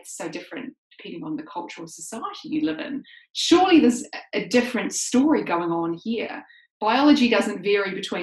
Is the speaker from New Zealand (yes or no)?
yes; New Zealand; I grew up in New Zealand.